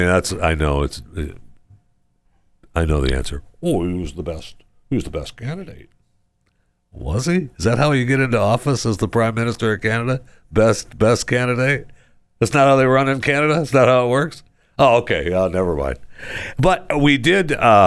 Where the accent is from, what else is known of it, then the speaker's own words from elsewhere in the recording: Saginaw, Michigan, United States; moved away; from Saginaw, son of Henry